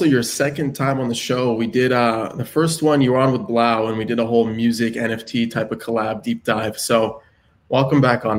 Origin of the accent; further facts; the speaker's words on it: Los Angeles, California, United States; I'm back in LA, spent some time in New York, did a couple sessions over there. And back in my hometown